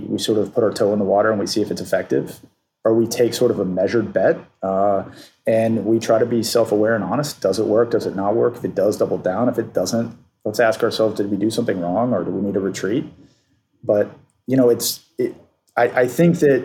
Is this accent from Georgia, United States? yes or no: yes; Atlanta, Georgia, United States; I grew up in Atlanta